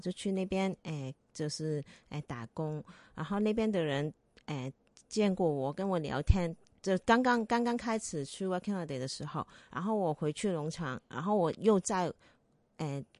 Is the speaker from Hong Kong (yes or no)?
yes; Hong Kong; 我们是香港的女生